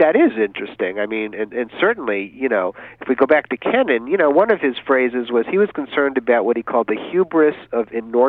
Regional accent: New England, United States; Well, I grew up in New England, of course. Some of my earliest memories are from 1967.

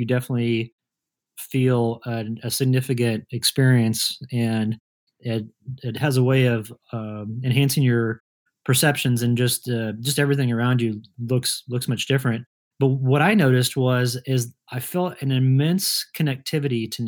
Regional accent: Kansas, United States; moved away as an adult; also born or lived in Colorado; two friends of mine that I grew up with in Kansas

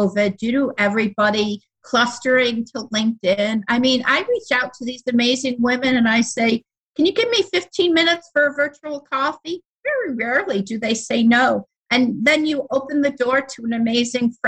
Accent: Buffalo, New York, United States; I'm from Buffalo, New York

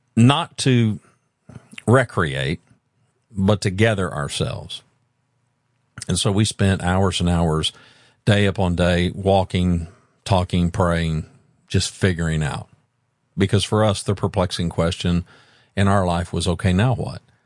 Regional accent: Louisiana, United States; also born or lived in Oklahoma City, Oklahoma / Dallas/Fort Worth, Texas; now in Hot Springs Village, United States; I grew up mostly in Louisiana

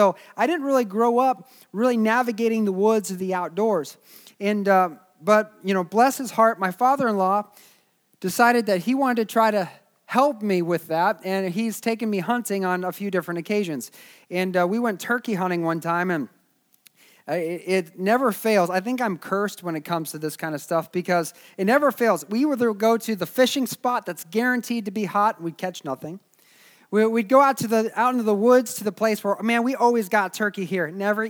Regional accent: Springfield, Missouri, United States; I grew up in Springfield, Missouri, and it was a college town.

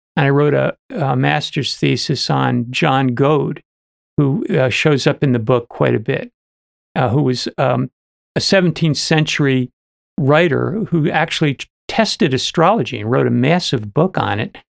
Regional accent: New Jersey, United States; I was from New, N, uh, New Jersey

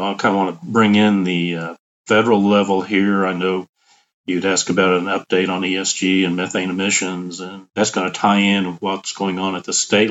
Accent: Tulsa, Oklahoma, United States; I'm fortunate to grow up in Tulsa, Oklahoma, the original oil capital of the United States and the world. So enjoyed growing up in Tulsa

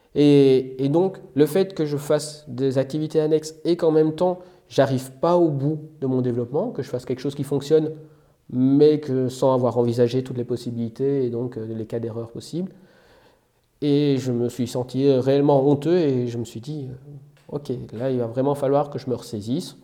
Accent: Belgium; moved away as an adult; now in France; j'ai un parcours assez classique, hein, puisque je viens de Belgique

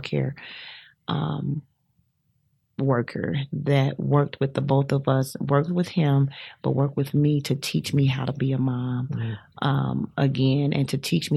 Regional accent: Chicago, Illinois, United States; moved away as an adult; I'm from Chicago and everybody's not so just huggable just right away

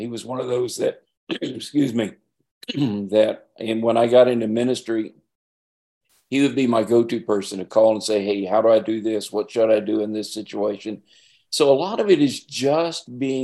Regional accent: Albuquerque, New Mexico, United States; also born or lived in Nevada; now in Arizona, United States; I grew up in Albuquerque

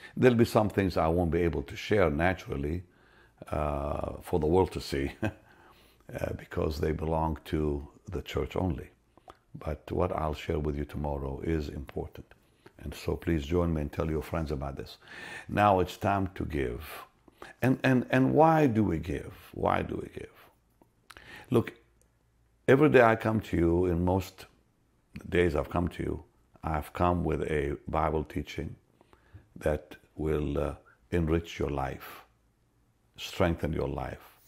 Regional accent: Israel; I'm from Israel

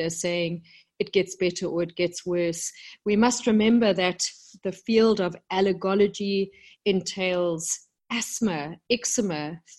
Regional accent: South Africa; moved away as an adult; also born or lived in London, United Kingdom; I came back to South Africa, my home country, about 10 years ago

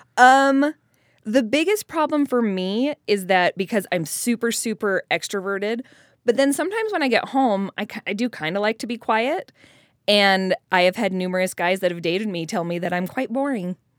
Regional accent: Colorado, United States; moved away; I'm from Colorado originally, where there's no mid singles.

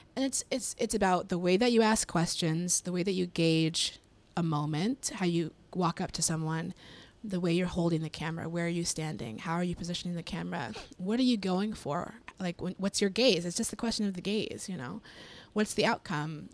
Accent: Colorado, United States; I'm from Colorado, so I grew up in very white spaces all the time

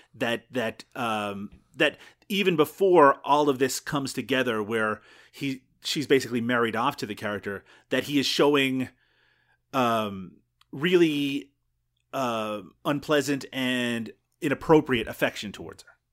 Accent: Canada; We're Canadian

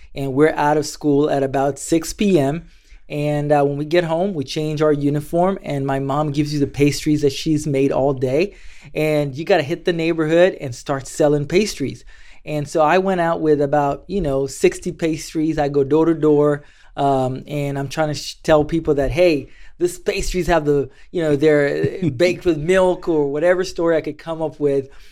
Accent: Mombasa, Mombasa County, Kenya; moved away as an adult; now in United States; growing up in Kenya, life was, was, was tough.

